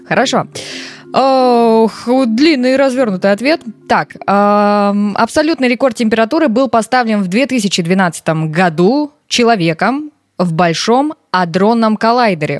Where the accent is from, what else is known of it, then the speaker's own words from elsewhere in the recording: Kazakhstan; Я сама из Казахстана, и у меня очень много знакомых парней казахов.